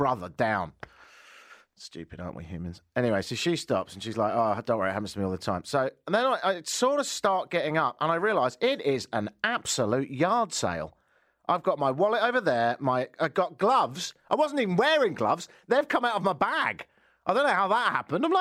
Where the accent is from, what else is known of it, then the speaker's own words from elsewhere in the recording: United Kingdom; now in Toronto, Canada; Because I'm British